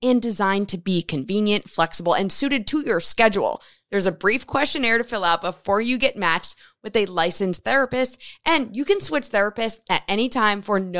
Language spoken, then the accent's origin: English; New Jersey, United States; moved away; We're originally from New Jersey, yes.